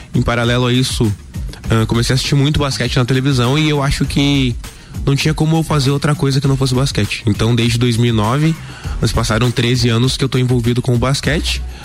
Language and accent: Portuguese; Lages, Santa Catarina, Brazil; Eu nasci aqui em Lages mesmo